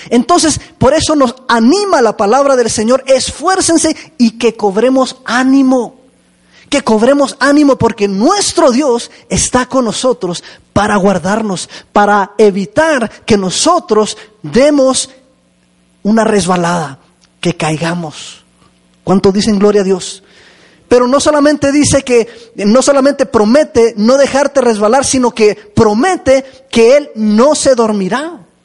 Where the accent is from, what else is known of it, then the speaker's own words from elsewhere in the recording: Chihuahua, Mexico; moved away; allá en, Chihuahua, de donde vengo yo